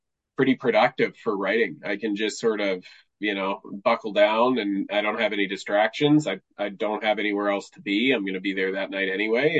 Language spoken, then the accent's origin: English; Vancouver, British Columbia, Canada; now in Prince George, Canada; I'm originally from Vancouver